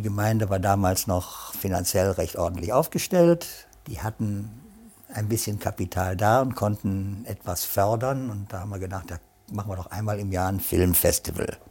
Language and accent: German; North Rhine-Westphalia, Germany; now in Sankt Augustin, Germany; ich bin vom linken Niederrhein, deswegen bin ich heute noch Fan von Borussia Mönchengladbach. Und leider gibt es Kaisers Kaffee nicht mehr. Damit bin ich quasi aufgewachsen in der Stadt